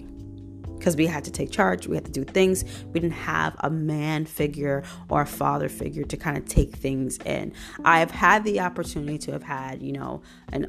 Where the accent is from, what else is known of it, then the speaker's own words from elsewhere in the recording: New York City, New York, United States; I grew up in Brooklyn, New York, born and raised